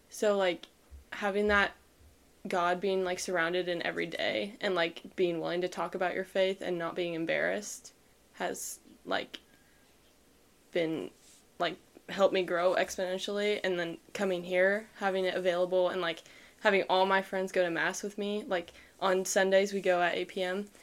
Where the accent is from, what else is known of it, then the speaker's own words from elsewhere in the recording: Shawnee, Kansas, United States; I'm from Shawnee, Kansas, which is an hour from Benedictine